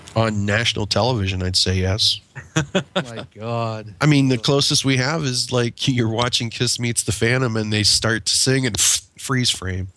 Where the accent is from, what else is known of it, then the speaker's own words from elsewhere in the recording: United States; also born or lived in Pennsylvania / Ohio; now in Southern United States; I grew up in the Ohio and Pennsylvania region of the United States